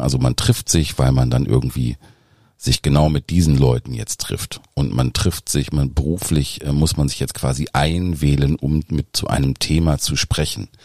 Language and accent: German; Dinslaken, North Rhine-Westphalia, Germany; moved away; also born or lived in Düsseldorf / Berlin; Eigentlich komme ich ähm, aus Dienstlaken, also aus dem Dreiländereck zwischen Niederrhein, Ruhrgebiet und Rheinland